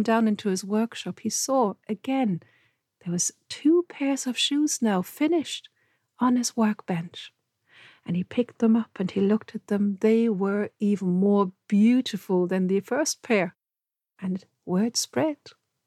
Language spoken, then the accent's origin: English; Germany; I grew up surrounded by stories. Because where I lived, it's very close to the fairy tale road